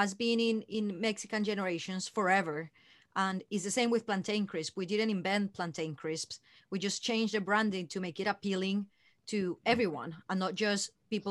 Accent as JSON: {"language": "English", "country": "Colombia", "tie": "born or raised there", "moved": "yes", "said": "when we both were growing up in Colombia"}